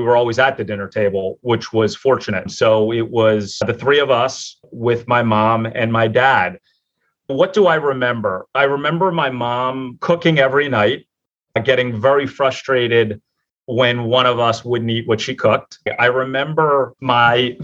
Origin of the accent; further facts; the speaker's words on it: Philadelphia, Pennsylvania, United States; I'm born and raised in Philadelphia, in an area of Philadelphia called Port Richmond